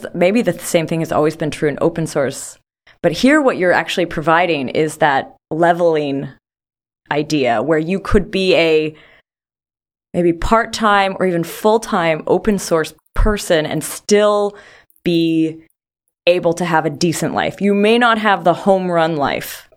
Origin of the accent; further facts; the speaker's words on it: Canada; I'm from Canada